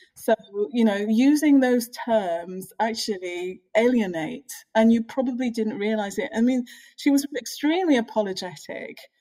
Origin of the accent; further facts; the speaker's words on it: United Kingdom; I'm British African Caribbean